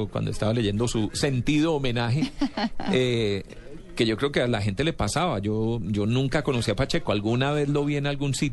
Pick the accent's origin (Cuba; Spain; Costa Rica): Cuba; pero nos quedamos cortos de tiempo y siendo cubanos